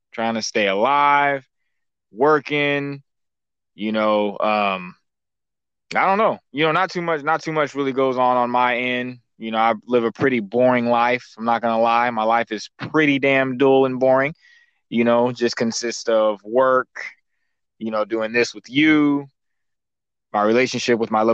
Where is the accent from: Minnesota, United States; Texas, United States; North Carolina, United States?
Texas, United States; Dallas; from Dallas